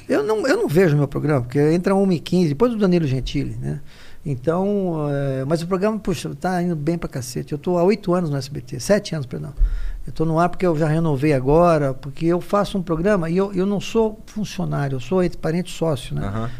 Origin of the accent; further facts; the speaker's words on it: Guarulhos, São Paulo, Brazil; now in São Paulo, Brazil; A gente nasceu em Guarulhos